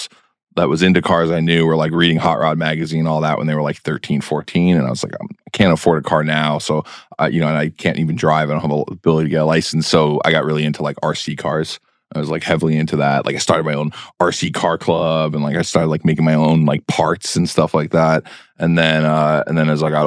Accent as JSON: {"language": "English", "town": "New York City", "region": "New York", "country": "United States", "tie": "born or raised there", "said": "I grew up in New York City"}